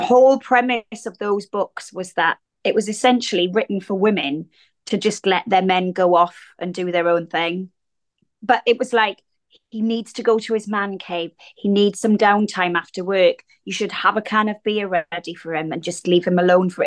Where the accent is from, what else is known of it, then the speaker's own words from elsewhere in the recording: Wales, United Kingdom; accent: regional accent; moved away as an adult; growing up in Wales as a teenager